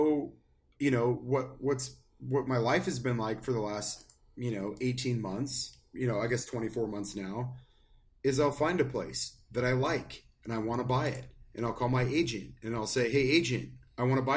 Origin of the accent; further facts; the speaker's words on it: Spokane, Washington, United States; my hometown of Spokane